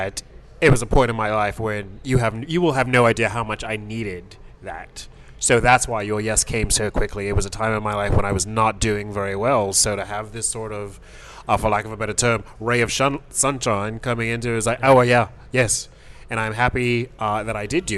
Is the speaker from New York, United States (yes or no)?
yes; New York City, New York, United States; I grew up in the Bronx.